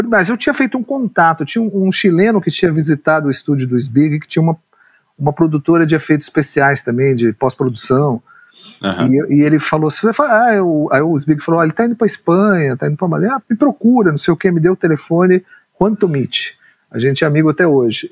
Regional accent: São Paulo, Brazil; eu nasci em São Paulo, nasci no, na periferia do Ipiranga

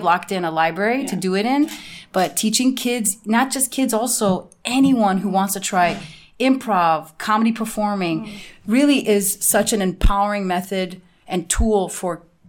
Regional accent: Chicago, Illinois, United States; moved away; also born or lived in Namibia; I was born in Chicago.

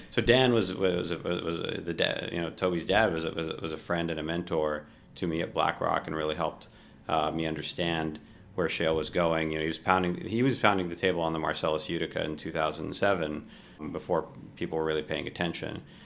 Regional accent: Kuwait; moved away; also born or lived in Ohio; I was born in Kuwait

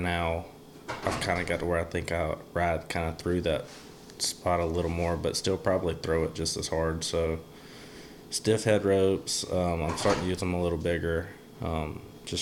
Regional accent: Clanton, Alabama, United States; I'm from Alabama, Clanton, Alabama

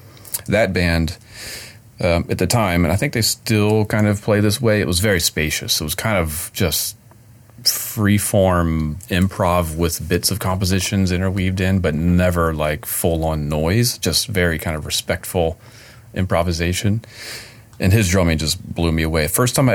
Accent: the South, United States; accent: Southern; Library. I always say that word like I'm definitely from the South. Library.

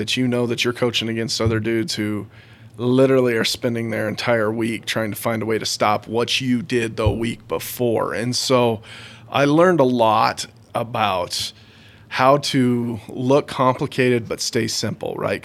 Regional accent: Cheyenne, Wyoming, United States; moved away as an adult; also born or lived in Grand Junction, Colorado / Helena, Montana; now in Riverton, United States; I grew up in Cheyenne. So kind of going back the other way, you know, I was a Cheyenne Central kid

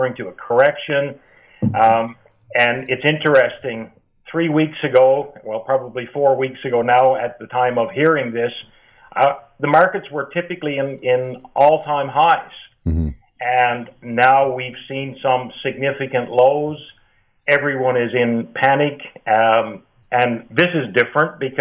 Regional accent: Newfoundland and Labrador, Canada; accent: East Coast twang; practiced in Newfoundland, which I don't know if you can pick up from my accent or not

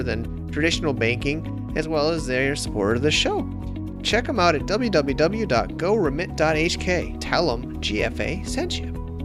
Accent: Connecticut, United States; I saw factories in my hometown getting shut down in Connecticut

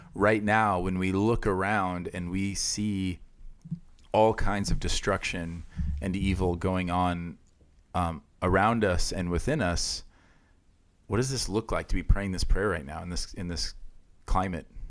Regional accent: Iowa, United States; moved away; where I grew up in Iowa

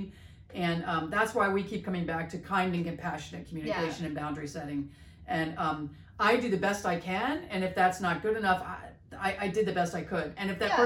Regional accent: East Coast, United States; I'm from the East Coast

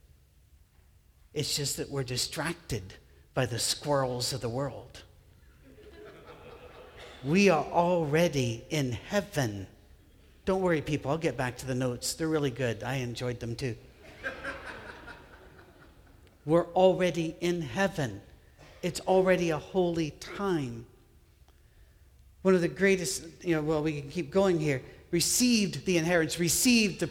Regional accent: United Kingdom; I'm British

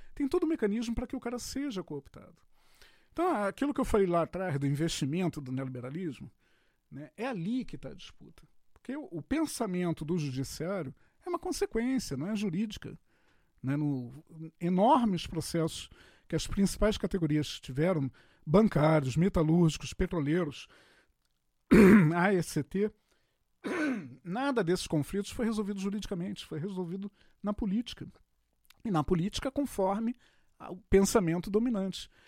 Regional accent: Rio de Janeiro, Brazil; eu sou carioca da antiga

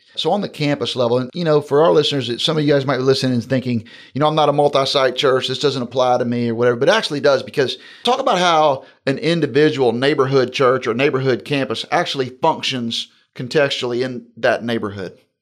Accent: Jacksonville, Florida, United States; moved away; Jacksonville's my hometown

